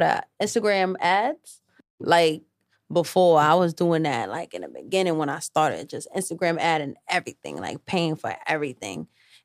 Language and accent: English; New York City, New York, United States; also born or lived in Bronx; I'm from Harlem